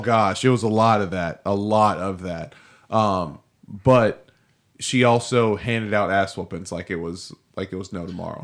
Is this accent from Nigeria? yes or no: yes; Nigeria; I'm Nigerian.